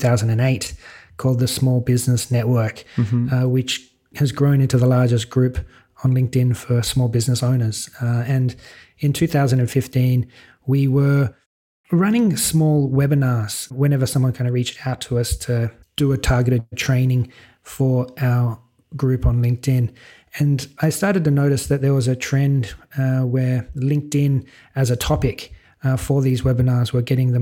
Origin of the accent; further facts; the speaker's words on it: Sydney, New South Wales, Australia; accent: Australian; moved away as an adult; now in Malta; I'm an Aussie, born and bred in Sydney, but my partner, Sarah, she's Swedish, so that brought us across to Europe